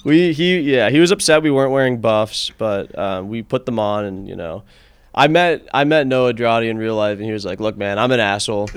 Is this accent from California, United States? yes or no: no; Connecticut, United States; moved away as an adult; also born or lived in Washington, D.C.; now in Boulder, United States; I'm from Connecticut